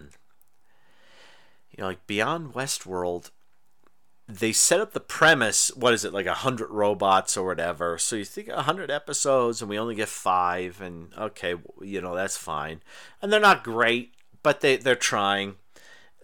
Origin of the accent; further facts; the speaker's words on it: Irondequoit, New York, United States; now in Los Angeles, United States; I grew up in Irondequoit, which is close to Lake Ontario